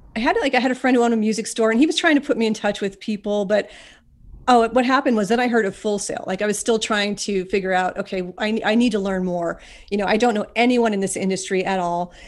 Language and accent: English; Ashland, Pennsylvania, United States; now in Scranton, United States; I was born and I grew up in a tiny little town called Ashland, Pennsylvania.